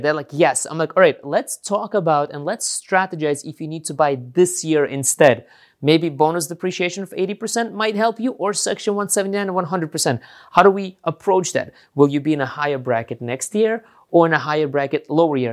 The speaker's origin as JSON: {"language": "English", "region": "New York", "country": "United States", "said": "since I'm from New York"}